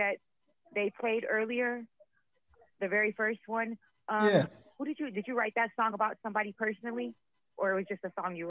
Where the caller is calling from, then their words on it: California, United States; I'm calling from California.